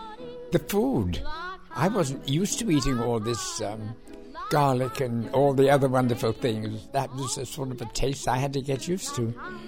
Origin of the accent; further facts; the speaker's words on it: Liverpool, North West England, United Kingdom; moved away as an adult; also born or lived in United States; now in New York, United States; And I was born in Liverpool, England. And I've spent most of my life, my wonderful life, here in America.